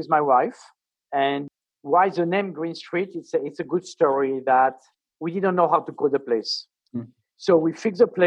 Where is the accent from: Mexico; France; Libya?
France; Paris, Île-de-France; moved away as an adult; also born or lived in Coconut Grove, Florida; now in South Florida, United States; I was raised in Paris. I'm French